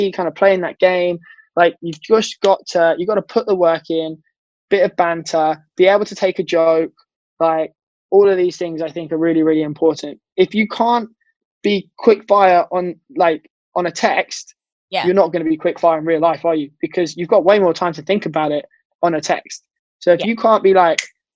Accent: United Kingdom; we as in British people tend to have more of a dry, sarcastic, rude joke format

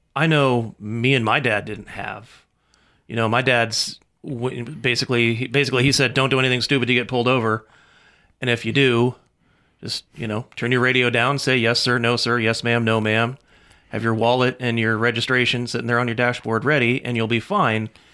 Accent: California, United States; moved away as an adult; now in Mississippi, United States; I grew up in California

